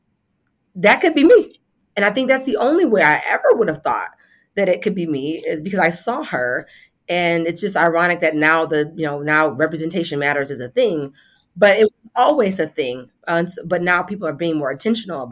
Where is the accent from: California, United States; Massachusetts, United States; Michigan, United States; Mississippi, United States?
Michigan, United States; Southfield; I'm from Southfield, Michigan, Metro Detroit area. So born and raised there